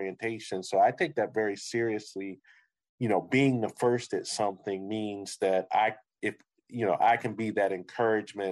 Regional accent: Philadelphia, Pennsylvania, United States; moved away as an adult; now in Syracuse, United States; I grew up in Philadelphia

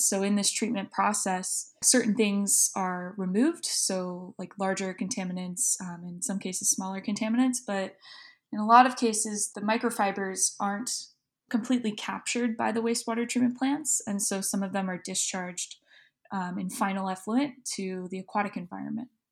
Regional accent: Southwest Florida, United States; I grew up in Southwest Florida, um, right on the coast

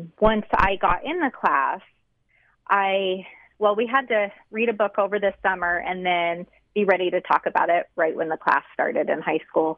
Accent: South Ogden, Utah, United States; I grew up in South Ogden, so I didn't move a whole lot

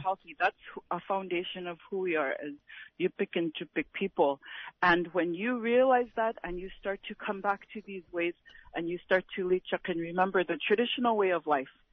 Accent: Napakiak, Alaska, United States; I'm from Napakiak

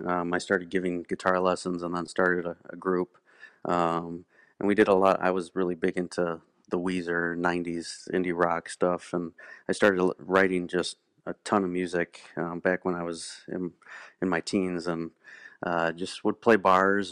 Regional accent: Rockford, Illinois, United States; I'm from Rockford, Illinois

